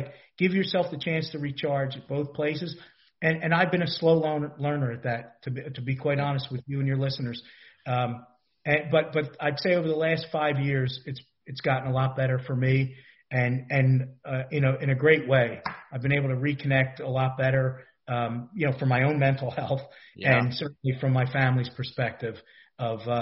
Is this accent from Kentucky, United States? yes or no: no; Philadelphia, Pennsylvania, United States; I grew up in a tiny little row home in Philadelphia.